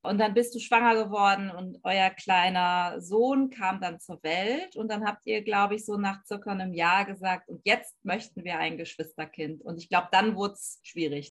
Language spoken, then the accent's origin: German; Rhineland, Germany; ich als Rheinländerin